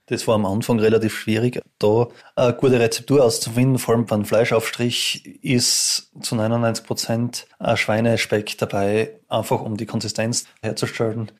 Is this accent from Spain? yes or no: no; Styria, Austria; moved away as an adult; now in St. Gertraud, Austria; ich bin ursprünglich aus der Steiermark und eben daher geheiratet.